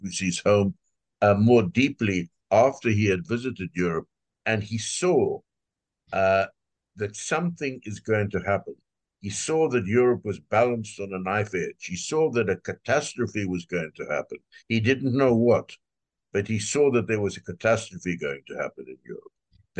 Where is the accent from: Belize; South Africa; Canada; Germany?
South Africa; I'm from South Africa